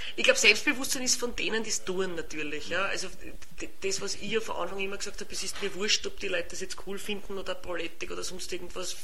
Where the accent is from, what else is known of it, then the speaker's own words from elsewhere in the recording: Lower Austria / Vienna, Austria; accent: mix of Viennese and Lower Austrian dialect; mein Dialekt ist ja auch, auch wenn man es nicht gleich hört, aber meine Wiener Kollegen hören es dann manchmal auch ein Mischkulanz teilweise, wo mir niederösterreichische äh, Wörter einfallen